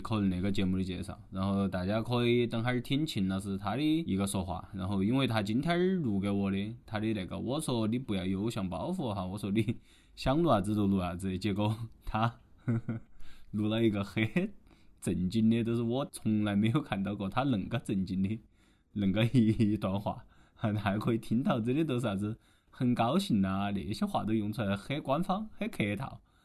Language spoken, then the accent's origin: Chinese; Chongqing, China; 我们周围重庆人